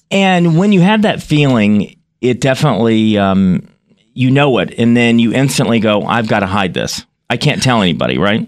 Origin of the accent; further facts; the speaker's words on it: Graham, North Carolina, United States; I grew up um, a couple hours away from you in, in, uh, Graham, North Carolina